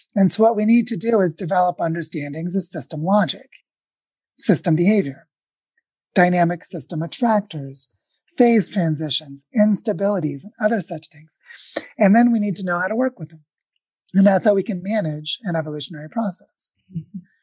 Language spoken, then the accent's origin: English; Springfield, Missouri, United States; moved away; I was born in the Ozarks in Missouri